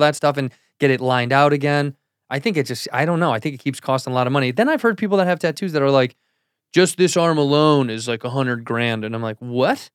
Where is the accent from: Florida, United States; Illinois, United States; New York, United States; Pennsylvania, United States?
Illinois, United States; Chicago; Chicago, my hometown